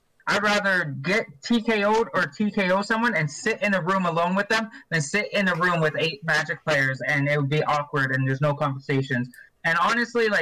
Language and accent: English; Vancouver Island, British Columbia, Canada; also born or lived in Edson, Alberta; now in Rocky Mountain House, Canada; I grew up on Vancouver Island, and it's surrounded by rivers and lakes